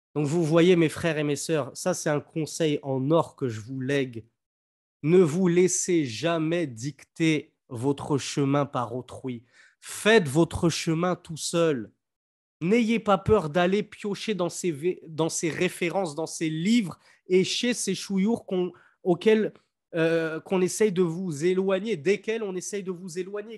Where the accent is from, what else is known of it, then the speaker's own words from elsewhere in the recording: France; moved away; quand j'étais petit, en France, je croisais des églises, des cathédrales